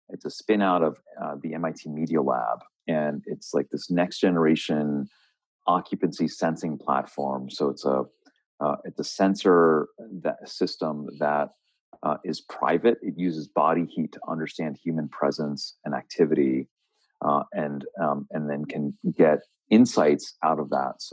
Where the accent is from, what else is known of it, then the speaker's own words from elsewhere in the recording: Philadelphia, Pennsylvania, United States; also born or lived in Kolkata, India / Boston; I was born in Calcutta, and uh, my family moved uh, when I was a young age, um, and and you know they came to America to you know for for you know business and to launch a business, and and uh, a lot of migration happening then, and grew up in the Philly suburbs